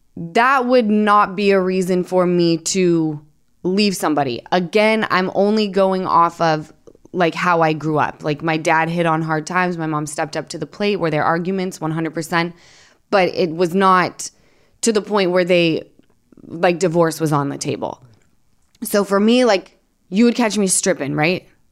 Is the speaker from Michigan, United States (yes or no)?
no; Utah, United States; I'm from Utah